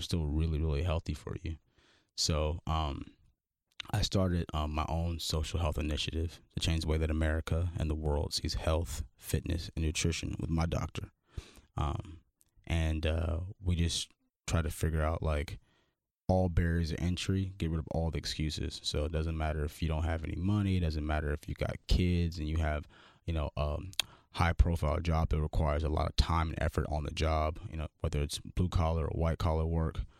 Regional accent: Los Angeles, California, United States; I'm from Crenshaw, California, like South Central L

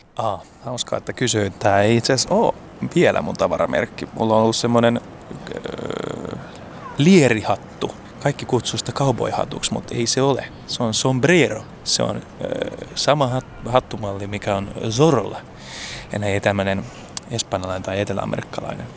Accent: Helsinki, Uusimaa, Finland; mä oon Helsingistä, mä oon tota Itä-Helsingin kasvatti

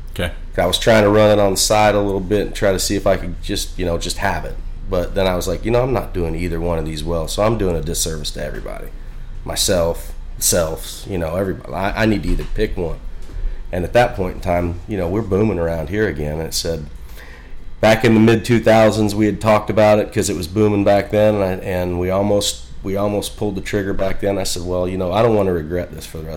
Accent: Springfield, Illinois, United States; uh, around Springfield, Illinois.

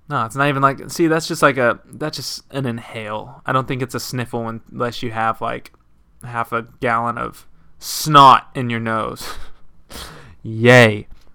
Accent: Texas, United States; because I grew up like in Texas, West Texas, and like a bunch of people listened to country, like my parents and stuff.

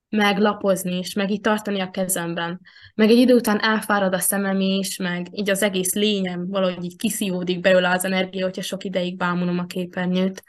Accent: Veszprém, Veszprém County, Hungary; én itt születtem Veszprémben, a testvéremmel együtt

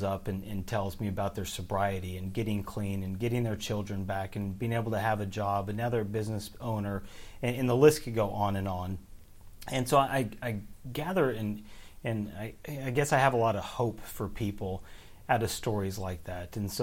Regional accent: Oregon, United States; moved away as an adult; now in Kentucky, United States

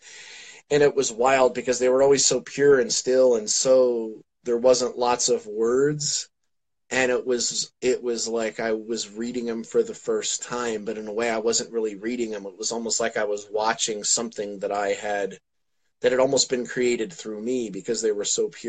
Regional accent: New Jersey, United States; moved away; also born or lived in Pennsylvania; I'm from New Jersey originally

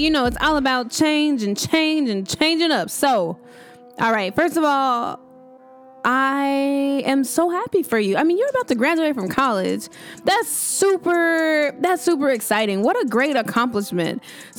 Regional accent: Mississippi, United States; moved away as an adult; now in Atlanta, United States; I am from Mississippi, but ended up going to school in Atlanta, Georgia, which at the time was very hard for me to leave my family and my friends to go to school

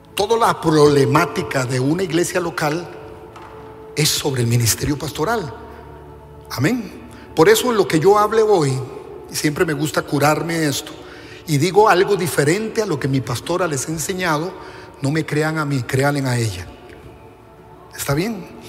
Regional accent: Costa Rica

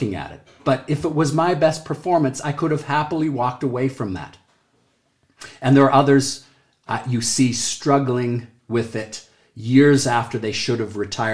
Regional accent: Canada; I'm Canadian

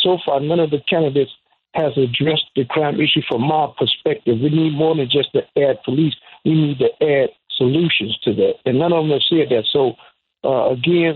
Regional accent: Chicago, Illinois, United States; I'm from Chicago

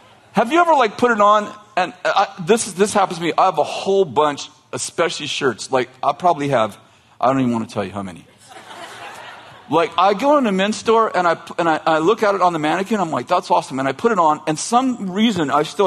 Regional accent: Weaverville, California, United States; I'm from Trinity County. What part? Weaverville

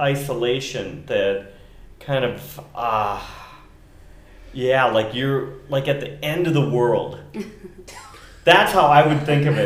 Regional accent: Minnesota, United States; now in Long Beach, United States; Growing up in Minnesota

